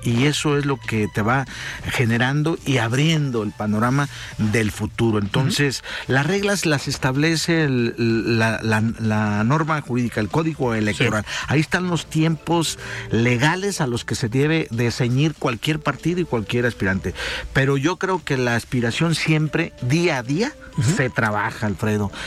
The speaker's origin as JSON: {"language": "Spanish", "region": "southern Jalisco", "country": "Mexico", "said": "De donde somos orgullosamente, ¿verdad? El sur de Jalisco"}